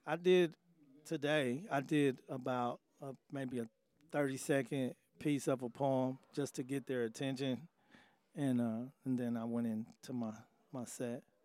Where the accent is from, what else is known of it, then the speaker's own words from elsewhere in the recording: Indianapolis, Indiana, United States; born and raised in Indianapolis